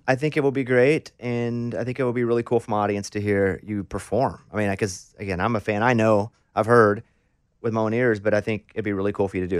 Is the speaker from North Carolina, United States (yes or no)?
no; Arkansas, United States; I'm from Arkansas